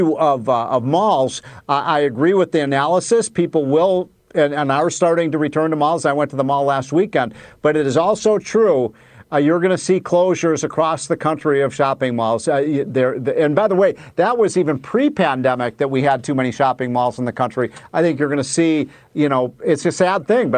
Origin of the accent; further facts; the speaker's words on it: Chicago, Illinois, United States; O'Hare Airport, my hometown